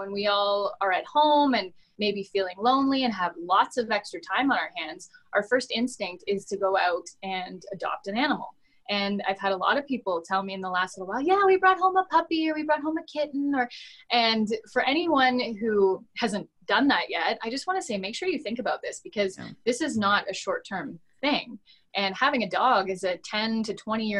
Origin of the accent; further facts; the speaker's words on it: London, Ontario, Canada; my hometown of London, Ontario